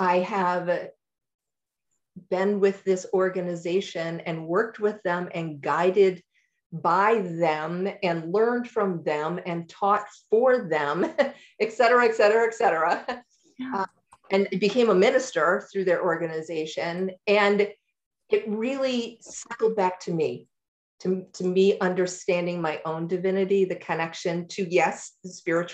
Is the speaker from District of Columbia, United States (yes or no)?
no; New York, United States; also born or lived in Durham, North Carolina / Massachusetts; now in Asheville, United States; I grew up in New York, and then I lived in Massachusetts until my children launched.